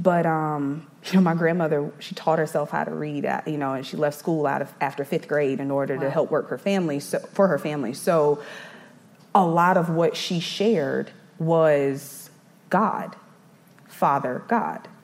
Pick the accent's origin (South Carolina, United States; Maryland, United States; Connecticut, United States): South Carolina, United States; Eastover; also born or lived in Brooklyn, New York; we ended up coming down to South Carolina